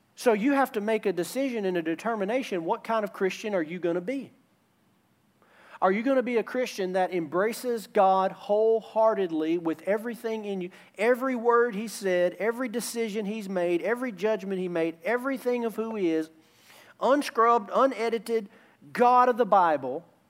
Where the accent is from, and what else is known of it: United States